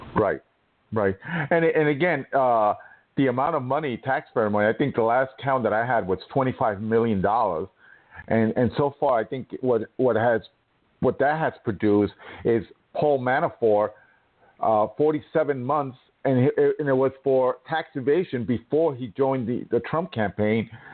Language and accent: English; New York, United States; my home state